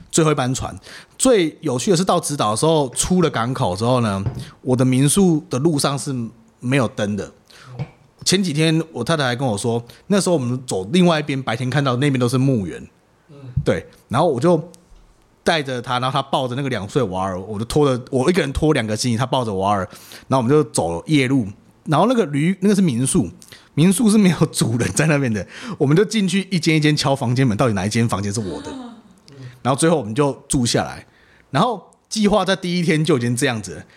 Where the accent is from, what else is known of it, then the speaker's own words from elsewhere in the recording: Taiwan; 我们台湾人